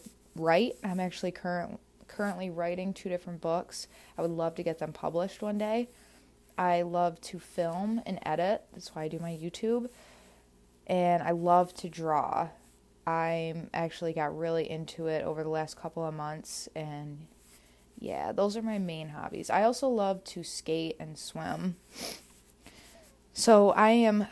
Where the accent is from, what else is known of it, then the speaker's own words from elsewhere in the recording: Pennsylvania, United States; also born or lived in Limestone, New York / Jamestown, New York / Stevensville, Maryland; My hometown is a very small town in Pennsylvania. It's about 3 hours outside of Pittsburgh.